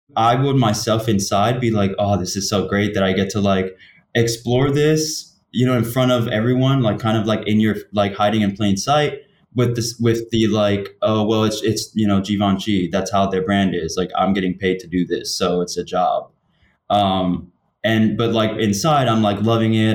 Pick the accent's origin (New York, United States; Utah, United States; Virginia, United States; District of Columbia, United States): New York, United States; I'm from New York